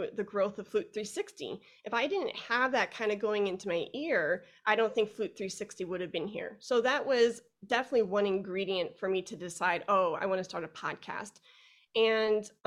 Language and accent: English; Chicago, Illinois, United States; now in Fort Worth, United States; I'm originally from Chicago. I live in Fort Worth, Texas right now